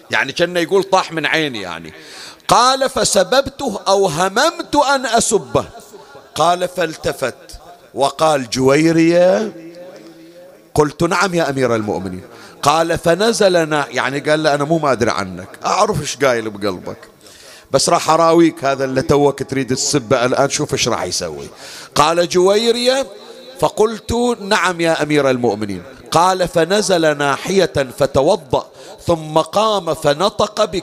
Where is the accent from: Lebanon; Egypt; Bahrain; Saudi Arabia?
Bahrain; يا علي أنا من البحرين وانت بالنجف وتسمع صوتي